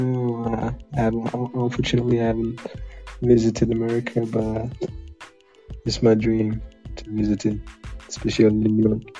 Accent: Iran; I'm from Iran.

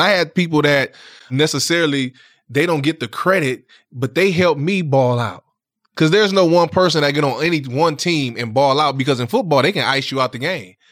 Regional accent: Saginaw, Michigan, United States; I'm from Saginaw

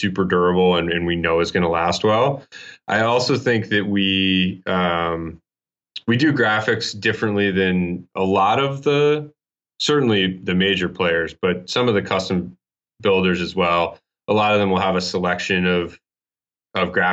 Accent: Maine, United States; also born or lived in Utah; now in Boston, United States; I grew up ski racing in Maine and then Utah.

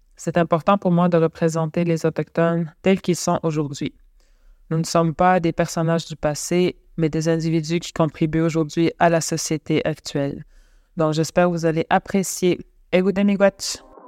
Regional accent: Wemotaci, Quebec, Canada; now in Wendake, Canada; je viens de la communauté de Wemontashi

